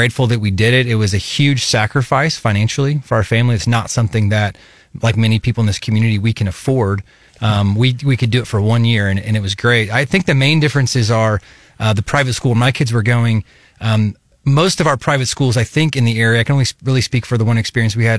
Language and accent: English; Kansas City, United States; now in Columbia, United States; I grew up in Kansas City as the son of an educator